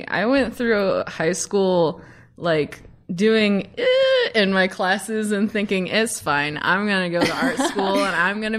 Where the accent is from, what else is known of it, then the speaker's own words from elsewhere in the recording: Somerset, Kentucky, United States; moved away as an adult; now in Los Angeles, United States; I am from Central Kentucky. I am from Somerset.